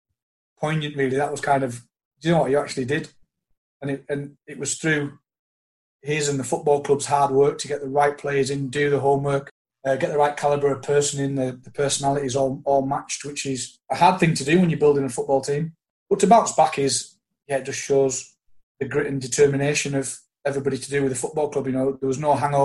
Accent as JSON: {"language": "English", "area": "the Lakes", "region": "North West England", "country": "United Kingdom", "said": "I was from the Lakes"}